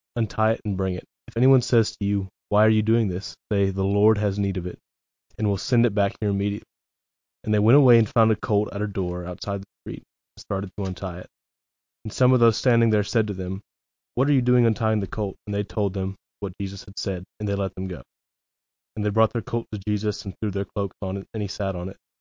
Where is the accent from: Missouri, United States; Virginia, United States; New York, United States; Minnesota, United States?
Missouri, United States; Dexter; also born or lived in Cape Girardeau, Missouri; I grew up in Dexter, which is pretty close to Jackson. Um, moved to Cape when I was eighteen